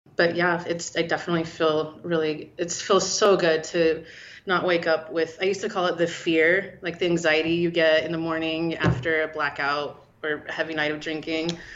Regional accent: Salt Lake City, Utah, United States; moved away as an adult; also born or lived in Portland, Oregon; I grew up in Salt Lake

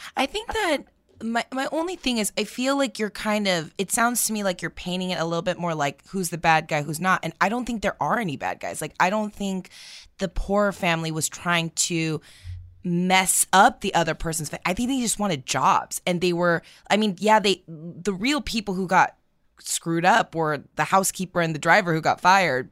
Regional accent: United States; we are Americans

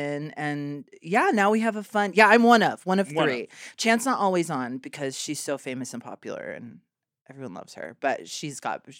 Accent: Houston, Texas, United States; now in Chicago, United States; I grew up in Houston. I've only ever lived in Houston.

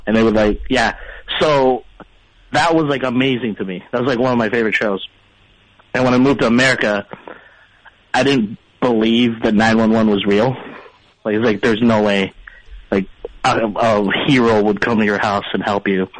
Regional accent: Philippines; moved away; I grew up in the Philippines

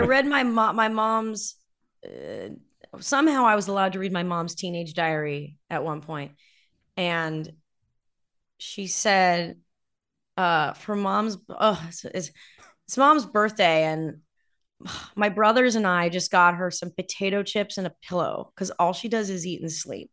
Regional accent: Southern California, United States; I grew up in Southern California

